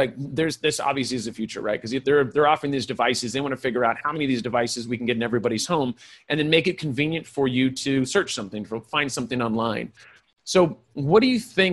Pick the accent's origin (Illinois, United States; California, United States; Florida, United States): California, United States; I was raised by hippies in California.